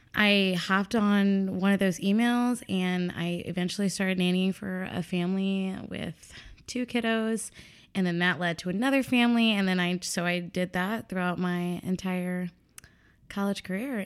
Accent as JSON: {"language": "English", "town": "Chicago", "region": "Illinois", "country": "United States", "tie": "born or raised there", "also_born_or_lived": "Columbia, Missouri", "said": "I was born and raised here in Chicago."}